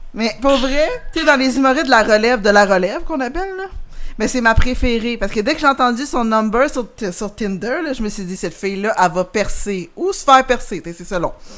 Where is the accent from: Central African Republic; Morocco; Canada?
Canada; Longueuil, Quebec; j'ai grandi à Longueuil